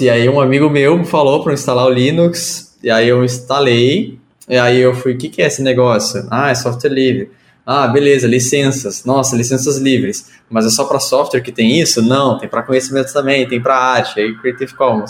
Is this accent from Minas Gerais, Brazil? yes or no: no; Porto Alegre, Rio Grande do Sul, Brazil; eu nasci e moro em Porto Alegre, no Rio Grande do Sul.